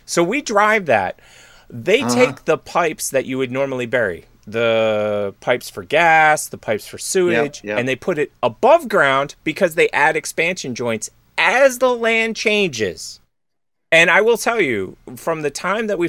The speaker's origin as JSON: {"language": "English", "region": "Pennsylvania", "country": "United States", "tie": "born or raised there", "said": "I grew up in Pennsylvania"}